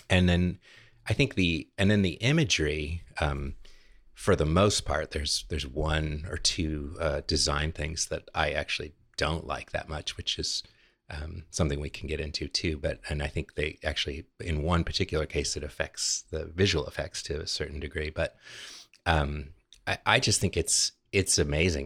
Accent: California, United States; now in Richmond, United States; my home state, my native California

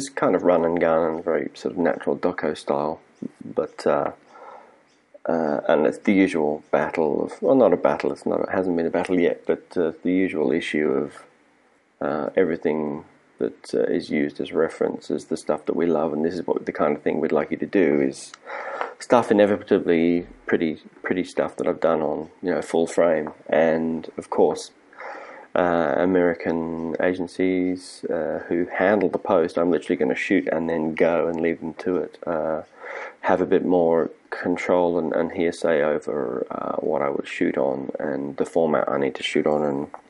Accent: Prague, Czechia; English is a second language; I am from Prague.

